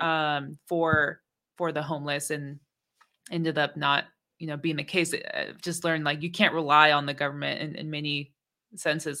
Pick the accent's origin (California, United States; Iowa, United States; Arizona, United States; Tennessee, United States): California, United States; Bay Area; also born or lived in Oakland; growing up in the Bay Area